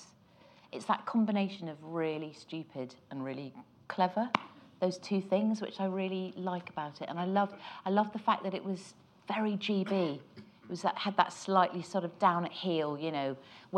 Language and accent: English; Epsom, South East England, United Kingdom; I was born in Epsom, Surrey